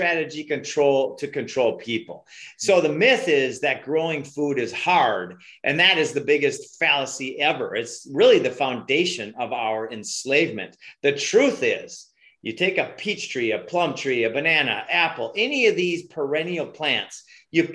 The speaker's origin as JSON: {"language": "English", "region": "Minnesota", "country": "United States", "also_born_or_lived": "Hawaii", "moved": "yes", "said": "I'm from Minnesota"}